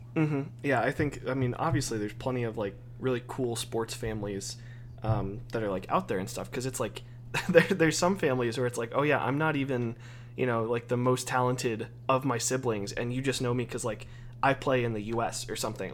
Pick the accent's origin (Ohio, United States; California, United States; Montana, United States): Ohio, United States; I'm from Ohio